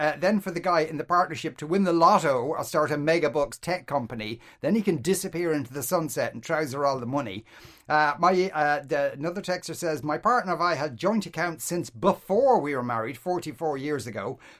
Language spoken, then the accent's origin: English; Ireland; Yes. I'm Irish.